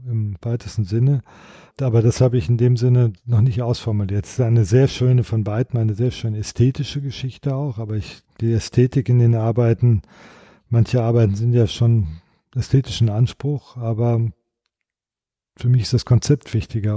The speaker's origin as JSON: {"language": "German", "area": "Sauerland", "region": "North Rhine-Westphalia", "country": "Germany", "said": "Ich komme ja aus dem Sauerland, Westfalen."}